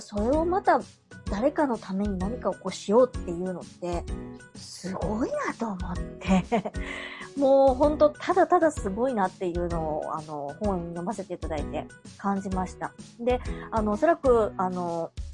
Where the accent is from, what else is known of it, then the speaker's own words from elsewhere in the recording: Kansai, Japan; 私たち関西の人間